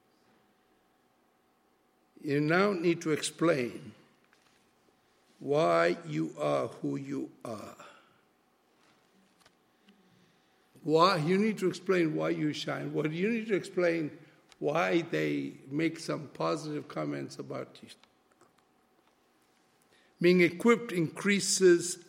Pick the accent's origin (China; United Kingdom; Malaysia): Malaysia; first language Malay; English is a second language; I'm a Malaysian, my language is Malay.